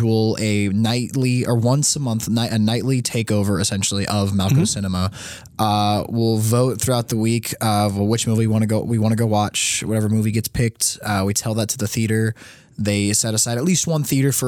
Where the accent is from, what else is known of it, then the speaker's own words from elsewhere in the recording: Las Vegas, Nevada, United States; now in Kentucky, United States; I'm originally from Las Vegas, Nevada.